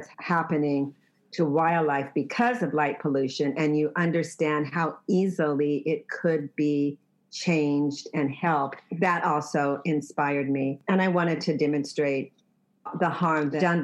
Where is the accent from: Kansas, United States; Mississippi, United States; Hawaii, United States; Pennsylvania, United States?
Kansas, United States; I was born and raised in Kansas farm country